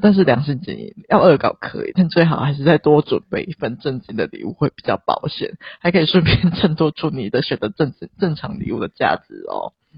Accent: Taiwan; 我们生在台湾

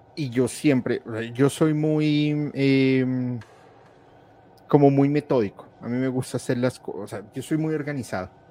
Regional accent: Colombia; soy colombiano

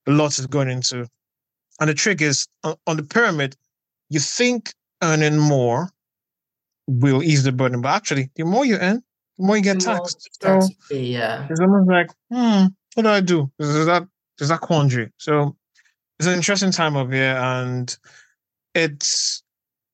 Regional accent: Nigeria; moved away as an adult; also born or lived in Delta State, Nigeria / Lagos, Nigeria; now in United Kingdom; I'm Nigerian and I'm a lawyer, writer, journalist, communications executive, and film critic.

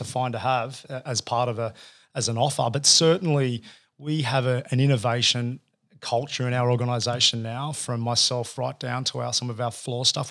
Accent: Sydney, New South Wales, Australia; also born or lived in Campbelltown / Bondi; I grew up out in Western Sydney

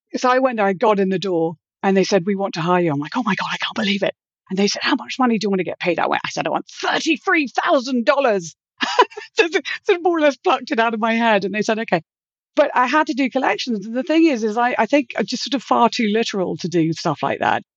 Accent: United Kingdom; moved away as an adult; also born or lived in London / Los Angeles / Florida; I grew up in Britain, and I, after I graduated, I lived in London for a few months

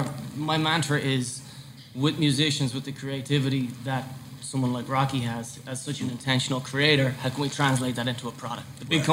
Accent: Ireland; moved away as an adult; now in New York City, United States; Back in 2013, I moved to New York from Ireland long time ago.

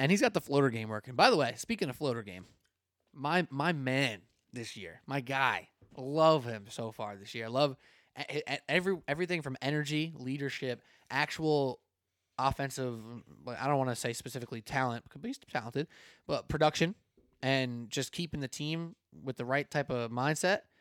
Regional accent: New York, United States; I was from New York

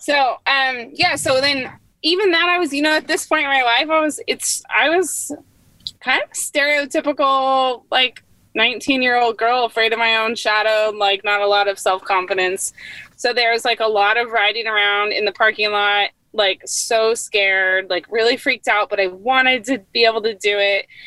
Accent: Northern California, United States; also born or lived in San Diego; I grew up uh, in Northern California

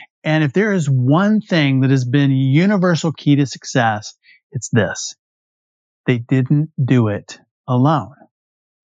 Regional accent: West Texas, United States; I'm from Friday Night Lights country in West Texas

